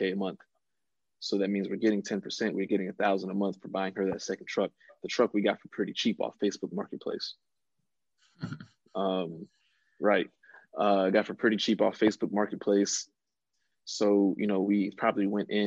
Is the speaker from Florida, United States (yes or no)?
yes; West Palm Beach, Florida, United States; moved away; back in my hometown, West Palm Beach, Florida